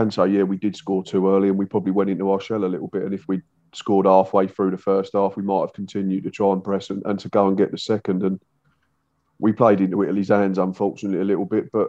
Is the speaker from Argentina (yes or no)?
no; England, United Kingdom; it's not us being arrogant English people